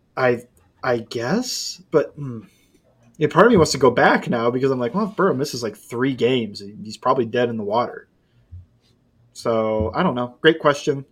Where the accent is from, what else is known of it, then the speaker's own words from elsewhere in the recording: Ohio, United States; I grew up in Ohio